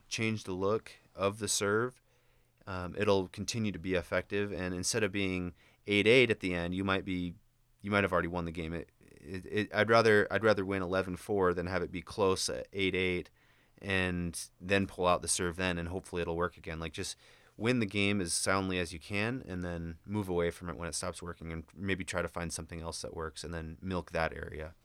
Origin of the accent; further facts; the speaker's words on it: Indiana, United States; moved away; I'm from Indiana